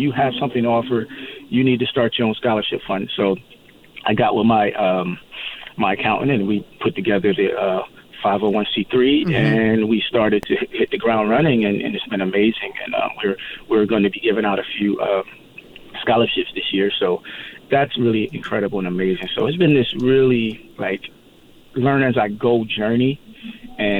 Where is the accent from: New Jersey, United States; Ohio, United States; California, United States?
New Jersey, United States; now in Palm Springs area, United States; I grew up in New Jersey, so it's kind of like a homecoming for me